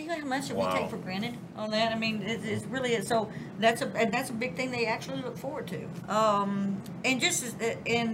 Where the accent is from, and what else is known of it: Southern, United States; accent: Southern